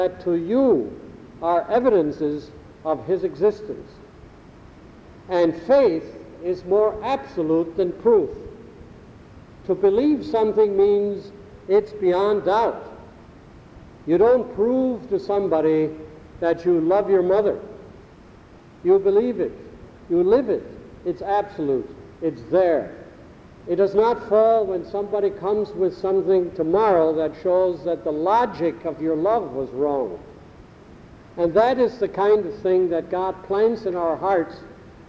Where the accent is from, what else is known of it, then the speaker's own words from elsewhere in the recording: Frankenmuth, Michigan, United States; accent: Frankenmuth; first language German; English is a second language; moved away; I was brought up in a little community in Michigan that some of you may have heard of by the name of Frankenmuth.